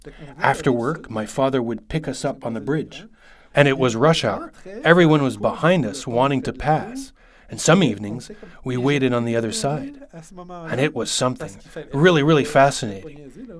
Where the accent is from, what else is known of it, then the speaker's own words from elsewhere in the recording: Montreal, Quebec, Canada; also born or lived in Saint-Basile-le-Grand; The experience that I had as a young Montrealer, I lived in Saint-Basile-le-Grand, but I was born in Montreal, and I'm a real city boy. No one is more a Montrealer than me.